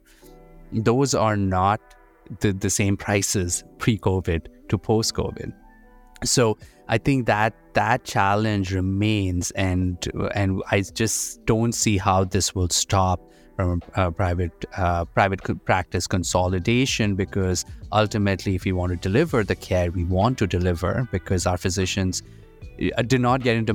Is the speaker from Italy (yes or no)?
no; India; moved away as an adult; now in United States; I'm an immigrant. I grew up in India. I came here for education